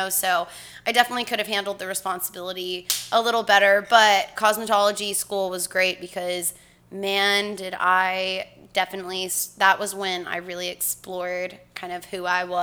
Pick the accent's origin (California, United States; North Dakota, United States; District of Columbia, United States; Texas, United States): Texas, United States; Rowlett; Rowlett, Rowlett, Texas. So kind of like a uh, Rockwall area, and.